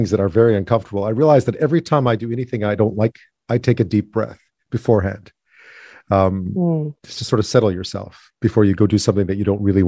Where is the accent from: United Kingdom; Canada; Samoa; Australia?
Canada; Montreal, Quebec; where I was growing up in Montreal